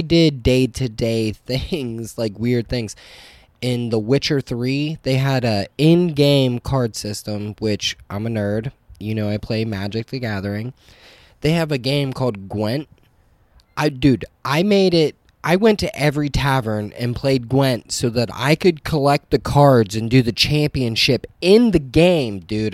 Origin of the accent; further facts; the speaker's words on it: New Castle, Pennsylvania, United States; moved away; an hour north of Pittsburgh